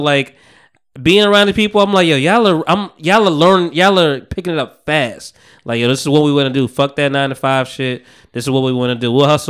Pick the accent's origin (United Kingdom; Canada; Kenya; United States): United States; New Jersey; I'm from Jersey.